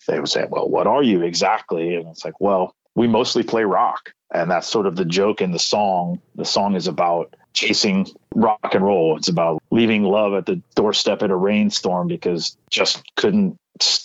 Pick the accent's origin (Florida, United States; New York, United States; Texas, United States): Florida, United States; where I grew up in Florida